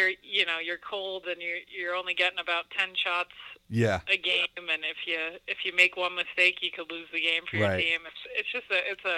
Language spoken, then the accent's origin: English; Yarmouth, Maine, United States; I grew up in Yarmouth, Maine, which is very close to L.L. Bean and Portland, small town